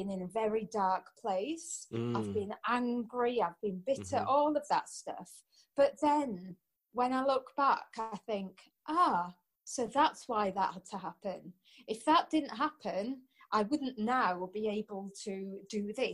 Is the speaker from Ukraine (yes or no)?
no; Anglesey, Wales, United Kingdom; also born or lived in Portugal; I'm originally from Anglesey, and I've been all over